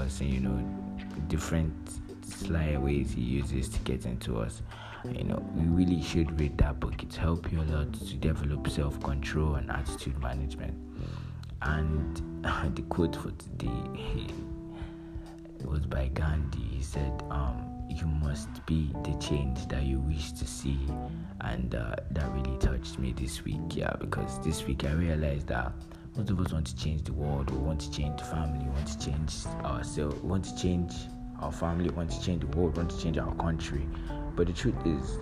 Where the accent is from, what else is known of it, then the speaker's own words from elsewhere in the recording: Lagos, Nigeria; growing up in Lagos here